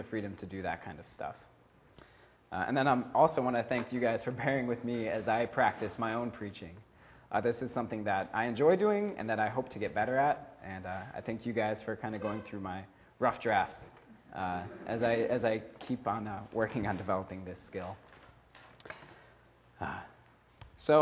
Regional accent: Midwest, United States; now in California, United States; I'm from the Midwest

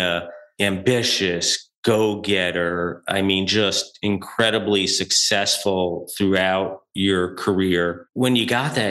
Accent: New York, United States; as a New Yorker

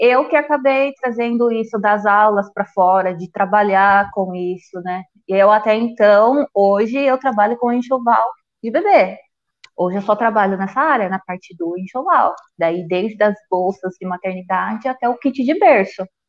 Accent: Paranapanema, São Paulo, Brazil; Eu morava no sítio, aqui mesmo. Hoje tem faculdade aqui na minha cidade.

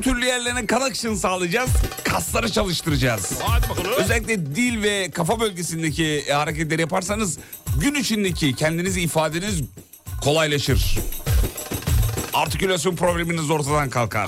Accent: Derince, Kocaeli, Turkey; Benim doğup büyüdüğüm yer.

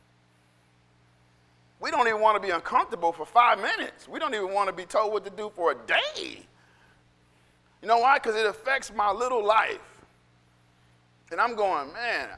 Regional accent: United States; I'm an American

